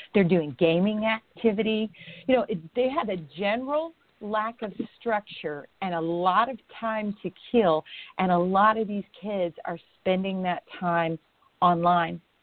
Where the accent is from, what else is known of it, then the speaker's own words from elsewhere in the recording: Indiana, United States; moved away; I'm an Indiana girl. I was born and raised in Indiana. I do not live there now, but I was born and raised in Indiana